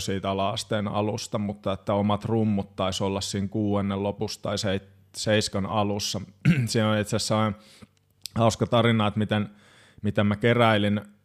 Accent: Hamina, Kymenlaakso, Finland; also born or lived in Kajaani / Joensuu; now in Espoo, Finland; Haminasta minä olen kotoisin.

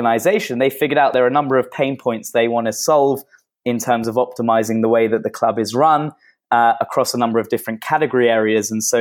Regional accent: London, United Kingdom; moved away as an adult; also born or lived in Manchester / Sydney; now in Tel Aviv, Israel; I was born and raised in Northwest London

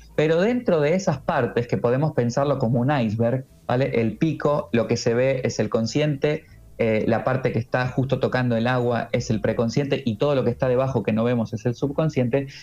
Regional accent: Argentina; now in Murcia, Spain; yo soy argentino, que yo vivo en Murcia

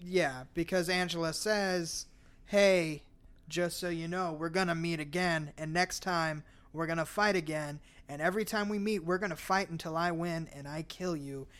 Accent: Arizona, United States; I'm from Arizona

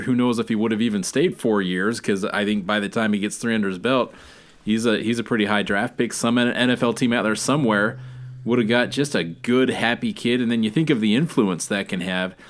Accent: Alaska, United States; I'm from Alaska

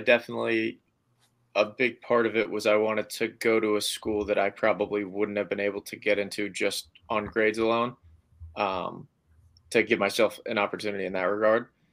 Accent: Hudson, Massachusetts, United States; I grew up in Hudson

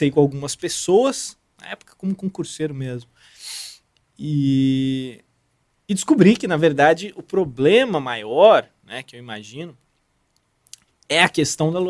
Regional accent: São José dos Campos, São Paulo, Brazil; moved away as an adult; also born or lived in Rio de Janeiro / Santarém, Pará; Eu tinha morado, eu sou de São José dos Campos, na verdade. Tinha morado já em São Paulo, tinha morado aqui no Rio, né?

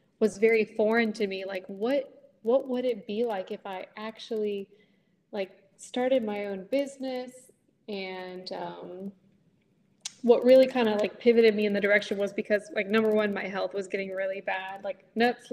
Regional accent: Stafford, Virginia, United States; I'm born and raised in Stafford, Virginia

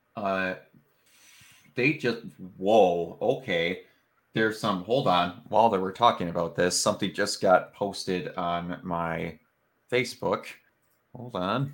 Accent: Wisconsin, United States; I don't consider myself to have an accent, but like I go outside of Wisconsin and everyone's like, "Man, you talk funny."

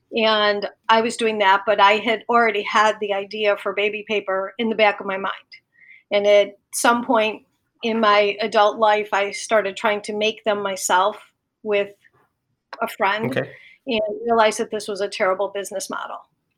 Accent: Chicago, Illinois, United States; also born or lived in Florida; So I lived in between Chicago, the suburbs in Florida because my parents were older and we lived part-time in Florida. So I spent some time in Florida.

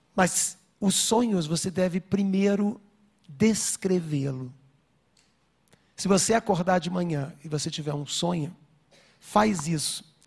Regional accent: Rio de Janeiro, Brazil; eu estava vindo para São Paulo, sou do Rio

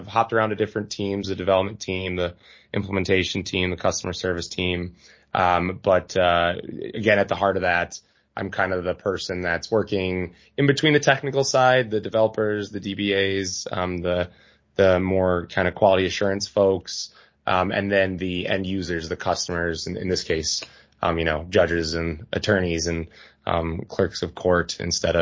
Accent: Milwaukee, Wisconsin, United States; also born or lived in Madison, Wisconsin; I am a Wisconsinite through and through, born and raised in Milwaukee.

